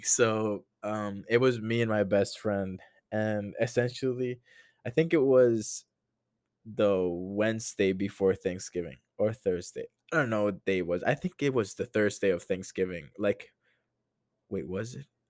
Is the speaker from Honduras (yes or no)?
yes; Honduras; moved away as an adult; now in United States; I'm not American